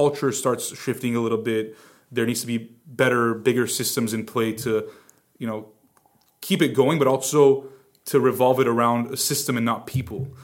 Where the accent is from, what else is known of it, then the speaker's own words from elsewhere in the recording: Glendale, California, United States; I'm from Glendale.